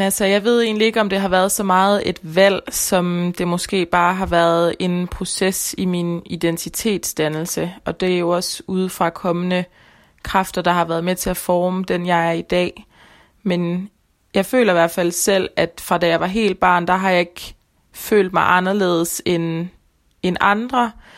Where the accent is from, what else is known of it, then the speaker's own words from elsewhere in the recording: Denmark; Jeg føler, at jeg rigtig kommer fra Danmark